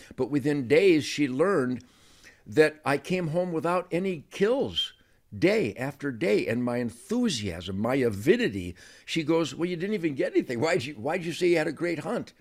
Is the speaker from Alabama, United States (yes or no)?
no; Detroit, Michigan, United States; I was born on the Rouge River Uh, in Detroit